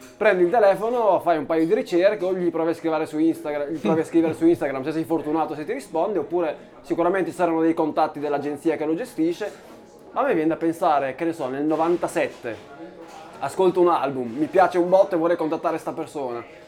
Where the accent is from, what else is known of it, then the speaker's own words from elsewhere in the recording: Reggio Emilia, Emilia-Romagna, Italy; nella nostra cara Emilia, nella nostra cara Reggio Emilia